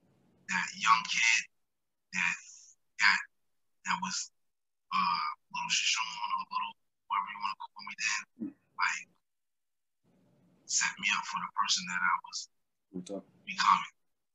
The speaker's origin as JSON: {"language": "English", "town": "Albany", "region": "New York", "country": "United States", "tie": "born or raised there", "said": "You know, definitely growing up around College Street. You know, I grew up around Z Block, so it prepared me for adulthood in a different way"}